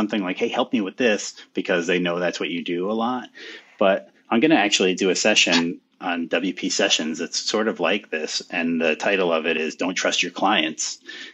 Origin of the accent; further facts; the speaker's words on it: United States; my hometown here